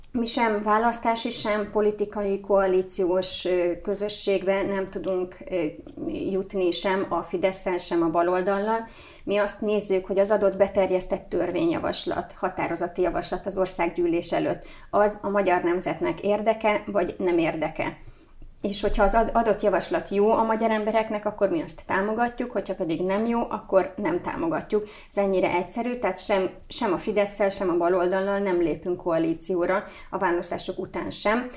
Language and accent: Hungarian; Hungary; mi magyarok vagyunk